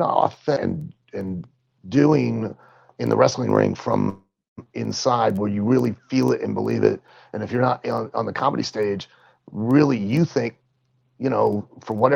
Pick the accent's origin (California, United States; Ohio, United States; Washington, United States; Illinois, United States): Ohio, United States; Lima; in my hometown where I grew up in Lima, Ohio